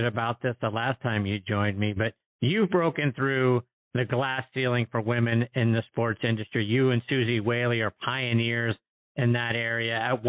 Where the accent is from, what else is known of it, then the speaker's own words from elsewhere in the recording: Pittsburgh, Pennsylvania, United States; I'm from Pittsburgh.